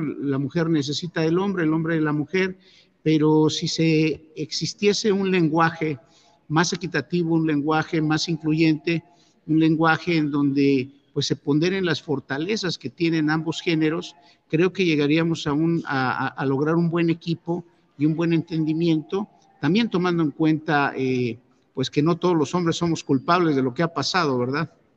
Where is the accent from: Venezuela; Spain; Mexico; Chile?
Mexico; tenemos esa habilidad los mexicanos